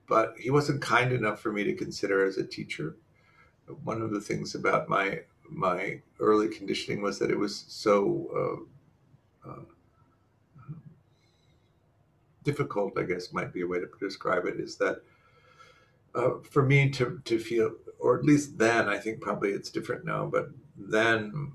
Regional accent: Midwest, United States; moved away; I grew up in the Midwest

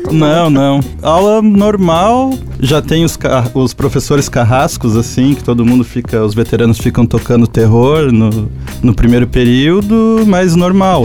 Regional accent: Curitiba, Paraná, Brazil; moved away as an adult; now in Joinville, Brazil; eu sou de Curitiba, não sou daqui.

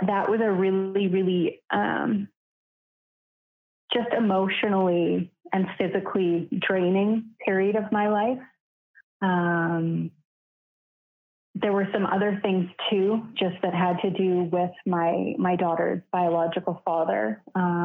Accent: Canada; also born or lived in Vancouver, Canada; I'm from Canada and I live on the West Coast and was living in Vancouver at the time.

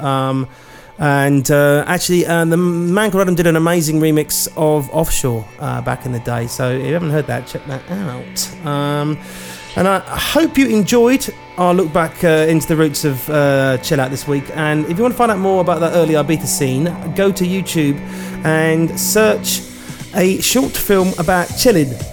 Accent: Amersham, South East England, United Kingdom; where I grew up in Amersham

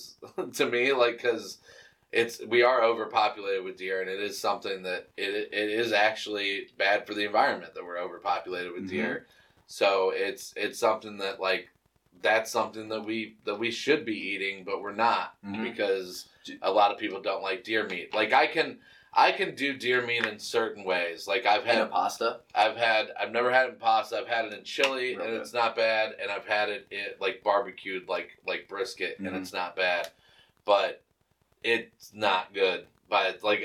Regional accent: Cuyahoga Falls, Ohio, United States; I'm from Cuyahoga Falls

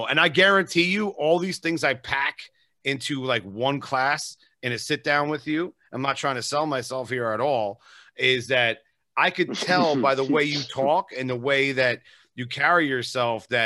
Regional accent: New Jersey, United States; now in Las Vegas, United States; I'm originally from New Jersey

